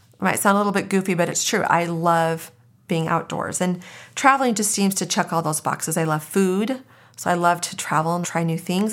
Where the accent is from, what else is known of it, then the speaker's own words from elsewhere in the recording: Arizona, United States; So I was born and raised in Arizona. I'm a native